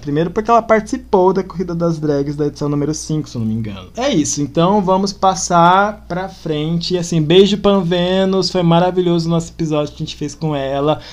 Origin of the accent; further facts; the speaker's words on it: Campo Grande, Mato Grosso do Sul, Brazil; eu também que já moro aqui, sou daqui de Campo Grande